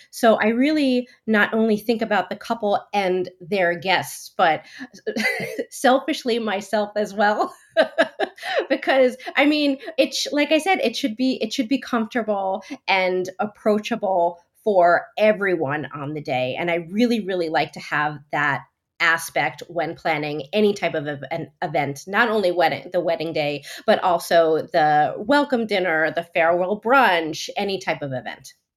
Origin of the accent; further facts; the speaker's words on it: New Jersey, United States; moved away as an adult; also born or lived in New York City; now in France; I'm originally from New Jersey, and I was living in, working in New York City prior to moving to France